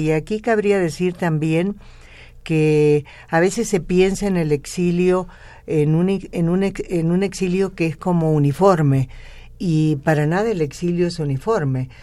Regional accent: Córdoba, Argentina; moved away as an adult; now in Mexico; yo soy cordobesa

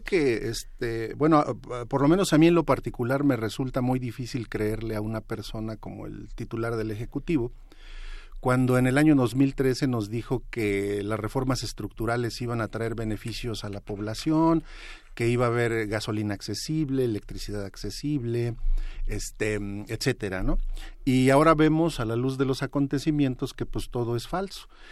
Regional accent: State of Mexico, Mexico; yo vengo del Estado de México

